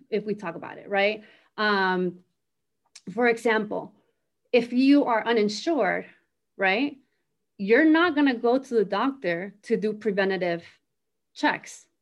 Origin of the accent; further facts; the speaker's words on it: Miami, Florida, United States; moved away as an adult; also born or lived in Argentina; now in North Carolina, United States; I grew up in Miami